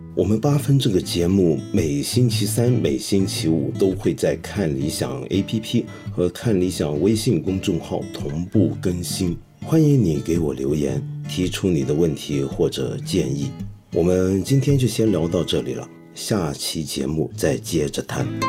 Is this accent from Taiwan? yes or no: no; China; 我们中国人